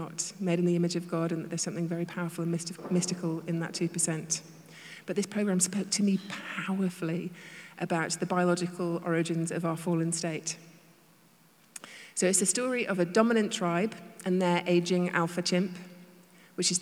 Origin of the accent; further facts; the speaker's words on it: United Kingdom; now in United States; I'm British